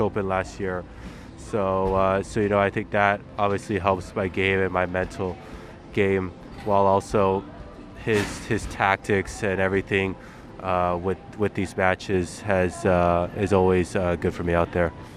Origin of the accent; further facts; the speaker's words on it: United States; as an American